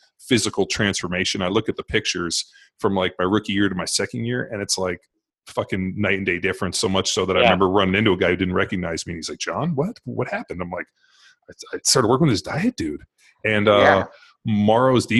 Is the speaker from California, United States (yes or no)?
yes; Torrance, California, United States; I grew up in Palos Verdes Torrance area.